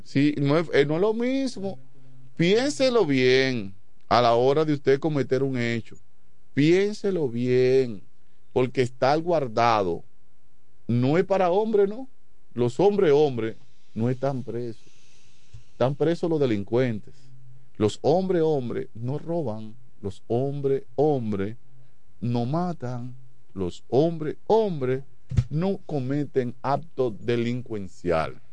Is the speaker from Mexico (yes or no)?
no; Dominican Republic; yo me crié en Chabón